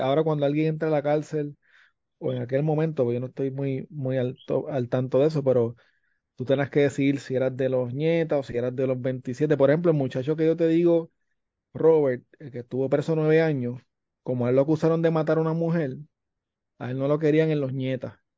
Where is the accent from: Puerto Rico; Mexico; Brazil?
Puerto Rico; porque soy de Navarro.